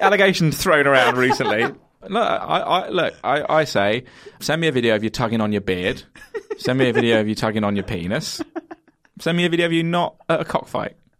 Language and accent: English; Kent, South East England, United Kingdom; I'm from Kent